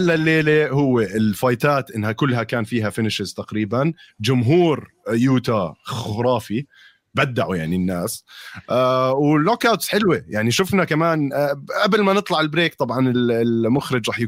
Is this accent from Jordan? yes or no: yes; Jordan; احنا الحمد لله عندنا بالاردن على كل صلاه بيأذن ست سبع مرات على مدى ساعتين